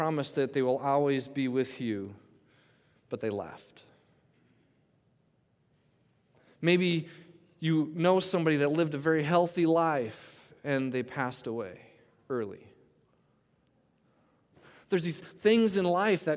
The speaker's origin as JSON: {"language": "English", "town": "Coon Rapids", "region": "Minnesota", "country": "United States", "tie": "born or raised there", "said": "in Minnesota, I grew up in Coon Rapids."}